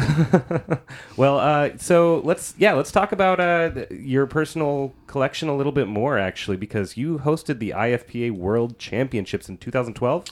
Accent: Tri-Cities, Washington, United States; I'm from the Tri-Cities

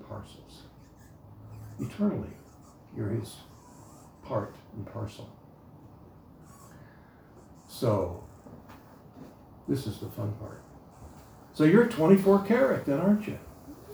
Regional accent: United States; Even though I was born in America, I didn't know how to speak English

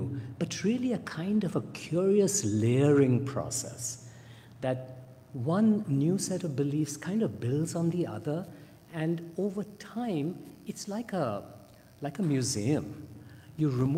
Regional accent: India; I grew up in India

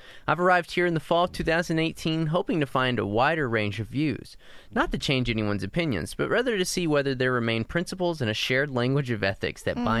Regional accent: New Mexico, United States; growing up in New Mexico

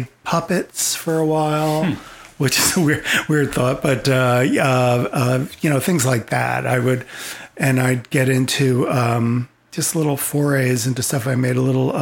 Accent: Old Bridge, New Jersey, United States; moved away; also born or lived in Denver, Colorado; I grew up in the New Jersey suburbs in the 70s.

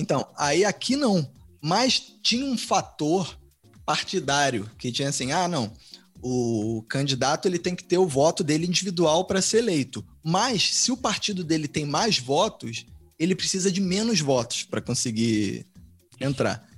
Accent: Brazil; quando eu era criança é, no Brasil

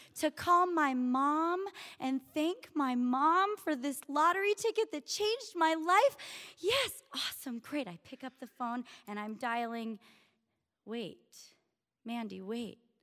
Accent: Washington, District of Columbia, United States; moved away as an adult; also born or lived in Syracuse, New York; I grew up in Washington, D C, went to school at Syracuse University

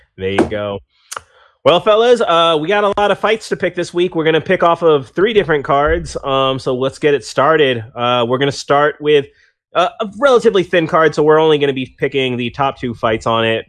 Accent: United States; I'm from America and I've only ever been from America.

